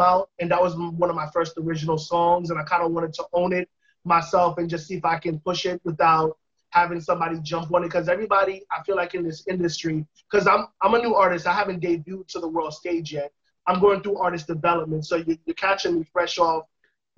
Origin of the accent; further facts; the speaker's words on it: New York City, New York, United States; also born or lived in Kingston, Jamaica; born in Jamaica, but raised in the Bronx